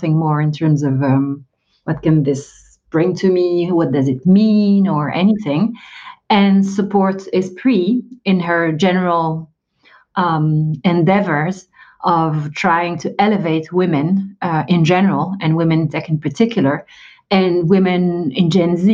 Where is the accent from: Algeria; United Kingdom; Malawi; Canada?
Algeria; now in France; I'm an immigrant, but not in the US. I'm based in France. I was born in Algeria